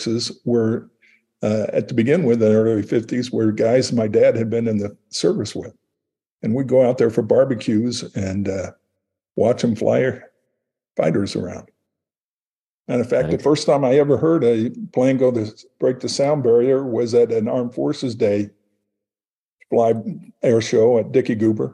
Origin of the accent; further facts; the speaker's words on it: Prairie Village, Kansas, United States; the neighborhood I grew up in Prairie Village, Kansas, in the 50s